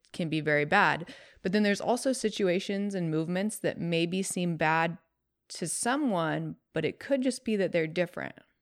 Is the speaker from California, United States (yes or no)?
yes; California, United States; we grew up in California